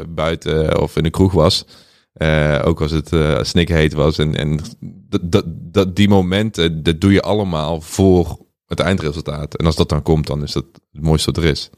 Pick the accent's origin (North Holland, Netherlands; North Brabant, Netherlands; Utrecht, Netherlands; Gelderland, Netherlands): North Brabant, Netherlands; Boxtel; moved away as an adult; also born or lived in Curaçao; now in Amsterdam, Netherlands; Ik ben opgegroeid in Bokstel in het zuiden van Nederland. Vlakbij Den Bosch